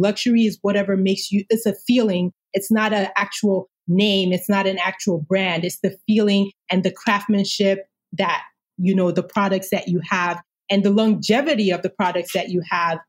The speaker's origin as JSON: {"language": "English", "country": "Nigeria", "tie": "born or raised there", "moved": "yes", "said": "growing up in Nigeria."}